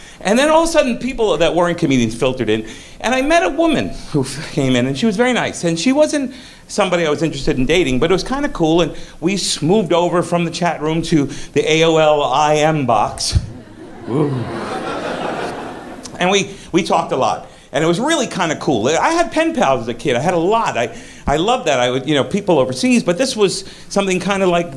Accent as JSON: {"language": "English", "region": "South Florida", "country": "United States", "tie": "born or raised there", "also_born_or_lived": "Brooklyn, New York", "moved": "yes", "lives_now": "New York, United States", "said": "I was born in Brooklyn, but I grew up in Florida, South Florida"}